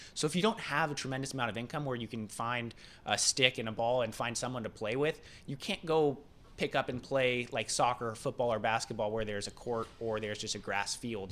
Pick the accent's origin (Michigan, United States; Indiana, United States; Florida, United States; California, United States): California, United States; West Coast, east of LA; moved away; coming from the West Coast